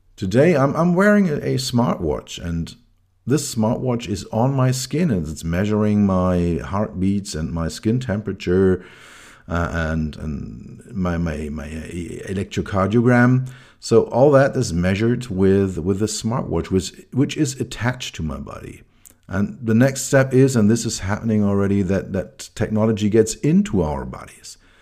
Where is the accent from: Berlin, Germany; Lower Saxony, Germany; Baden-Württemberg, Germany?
Berlin, Germany; I grew up in West Berlin.